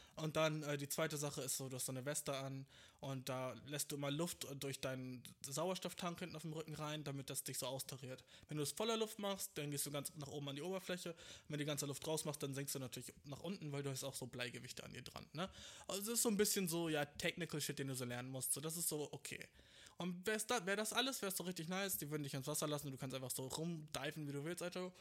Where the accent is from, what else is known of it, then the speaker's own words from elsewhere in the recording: Germany; ich bin genauso wie du in Deutschland geboren